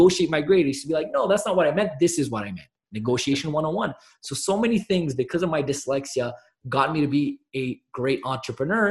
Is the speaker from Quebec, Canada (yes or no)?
yes; Montreal, Quebec, Canada; I'm actually from Montreal, Canada